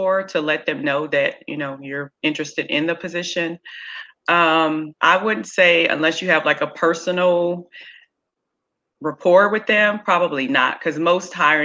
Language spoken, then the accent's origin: English; Kansas City, United States; now in Norfolk, United States; I'm originally from Kansas City